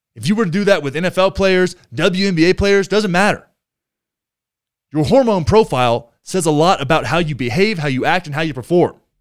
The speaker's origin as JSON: {"language": "English", "region": "rural Texas", "country": "United States", "tie": "born or raised there", "said": "my hometown, which is in the middle of rural Texas"}